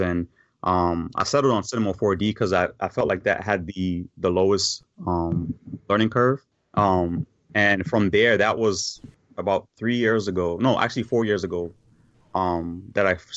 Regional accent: New York, United States; now in Virginia, United States; growing up in New York in the area that I grew up

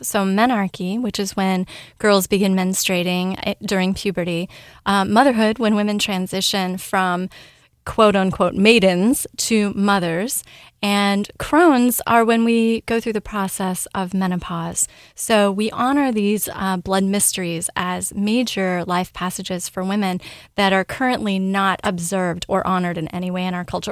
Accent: Ashland, Oregon, United States; now in Louisville, United States; I grew up in Southern Oregon. I was born in Ashland and grew up in a very small bubble

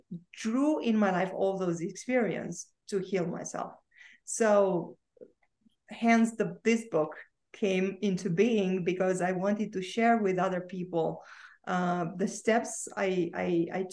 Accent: Romania; I was born and I grew up in Romania

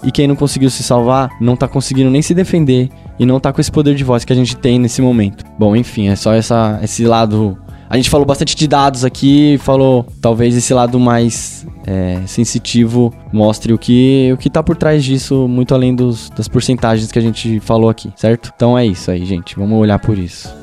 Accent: São Paulo, Brazil; eu venho do Grajaú

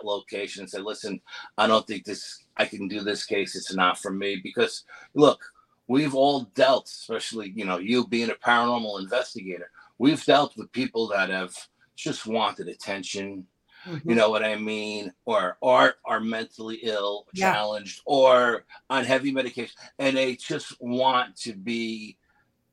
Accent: New York, United States; I'm from New York

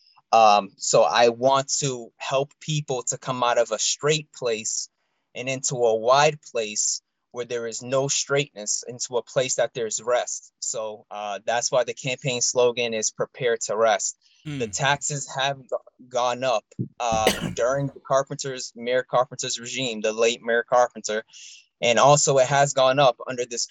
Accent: Brockton, Massachusetts, United States; also born or lived in Boston area; I've been a resident of Brockton, born and raised in Brockton

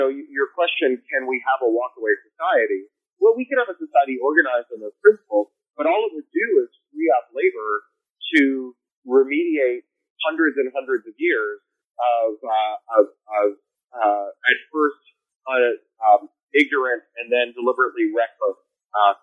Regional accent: Canada; now in United States; I'm a Canadian.

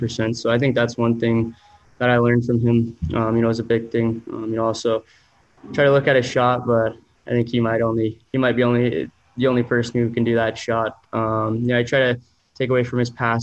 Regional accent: Spokane, Washington, United States; now in Edmonton, Canada; went back to my hometown, Spokane

